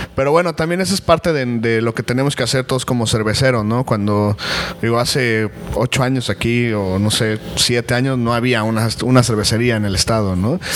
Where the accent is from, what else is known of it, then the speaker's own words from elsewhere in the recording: Mexico City, Mexico; now in Cancún, Mexico; yo soy originario de la Ciudad de México, pues ya ah, llevamos radicando aquí eh, 10 años en, Cancún